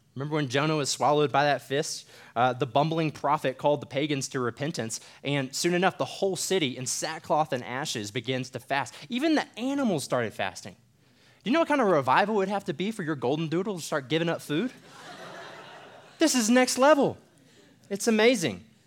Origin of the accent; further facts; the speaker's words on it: United States; as American believers